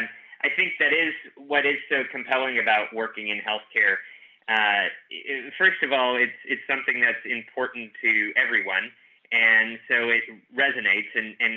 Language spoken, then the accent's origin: English; New Jersey, United States; Yeah, I immigrated all the way from New Jersey.